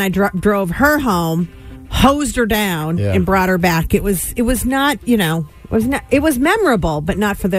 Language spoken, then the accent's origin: English; Western Massachusetts, United States; I grew up in Western Mass and went to a parochial school.